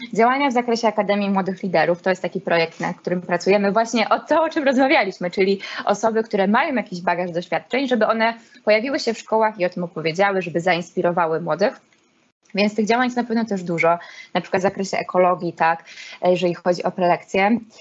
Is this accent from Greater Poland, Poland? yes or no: no; Olsztyn, Warmian-Masurian Voivodeship, Poland; jestem olsztynianką i z tym się utożsamiam